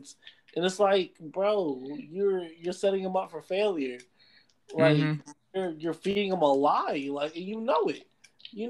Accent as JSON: {"language": "English", "country": "Jamaica", "said": "I'm Jamaican"}